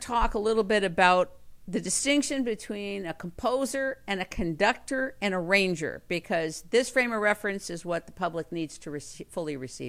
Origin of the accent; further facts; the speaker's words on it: Los Angeles, California, United States; I'm on Sunset Boulevard in Los Angeles. I grew up in Los Angeles, California.